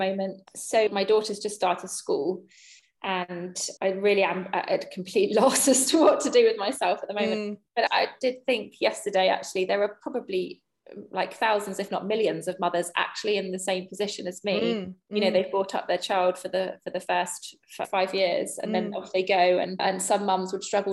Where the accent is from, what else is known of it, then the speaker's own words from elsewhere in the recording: England, United Kingdom; as an English person